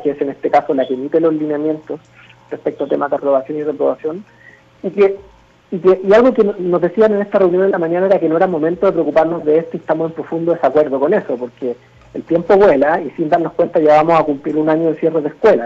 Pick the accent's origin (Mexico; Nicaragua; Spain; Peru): Mexico